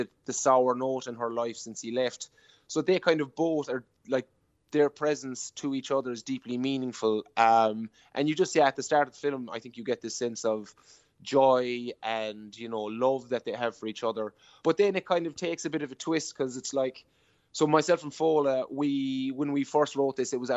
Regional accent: Killorglin, Munster, Ireland; I'm from Killorglin

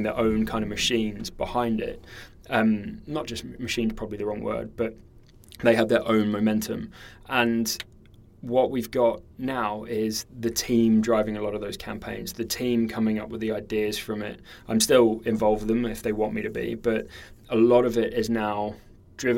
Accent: New Zealand; I grew up in New Zealand

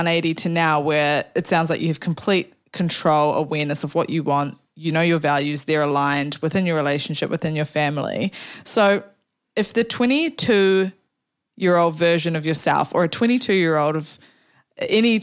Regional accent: New Zealand; I'm from New Zealand, so instead of super, we call it KiwiSaver

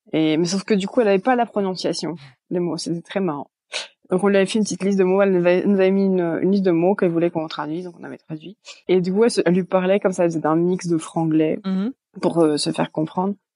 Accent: Brittany, France; moved away as an adult; also born or lived in Belgium; now in California, United States; je viens de Bretagne en, bah, en France

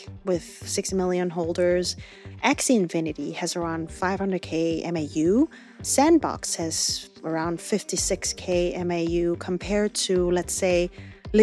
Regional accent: South Korea; my home country

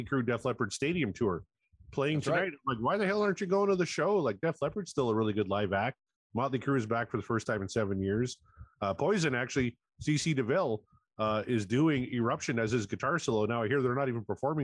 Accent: Canada; I'm Canadian.

